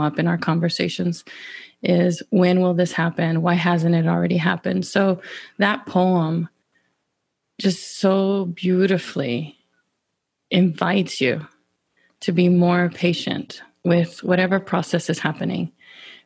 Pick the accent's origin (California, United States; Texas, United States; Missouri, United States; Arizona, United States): Texas, United States; Pecos; I grew up in West Texas in the Permian Basin area. Specifically, I'm gonna credit Pecos.